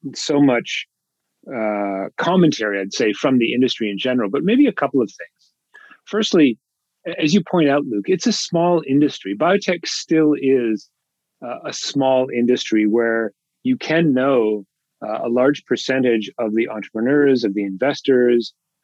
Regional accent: Toronto, Ontario, Canada; moved away as an adult; also born or lived in Boston; now in California, United States; I grew up in Toronto.

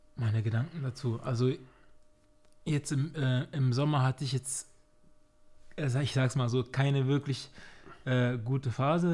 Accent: Germany; also born or lived in Cameroon; Ich bin, ich bin hier aufgewachsen, ich fühle mich hier sehr wohl.

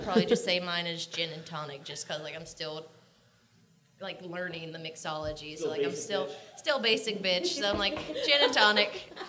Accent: North Carolina, United States; moved away; I grew up in North Carolina where it's liquor is not something you can find easily.

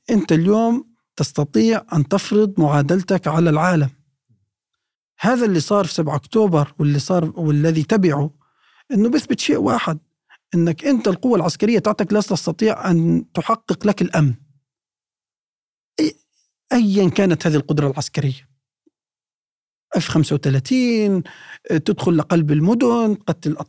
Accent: Palestine; يعني مش لصالحنا كفلسطينيين احنا ما ما عندنا موازين قوه

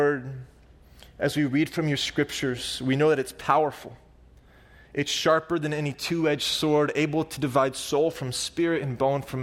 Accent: Oklahoma, United States; I'm from Oklahoma

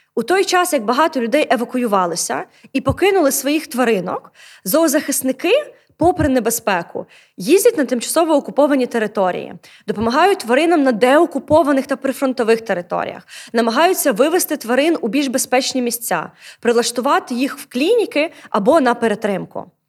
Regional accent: Odesa, Odesa Oblast, Ukraine; у моєму рідному місті місті Одесі

